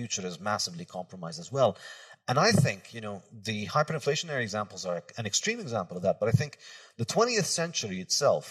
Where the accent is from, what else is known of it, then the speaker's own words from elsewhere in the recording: Brazil; moved away; also born or lived in Lebanon; I was a kid growing up in Brazil